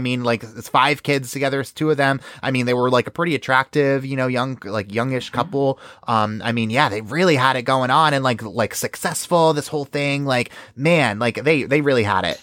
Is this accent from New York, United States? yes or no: yes; New York, United States; I'm from New York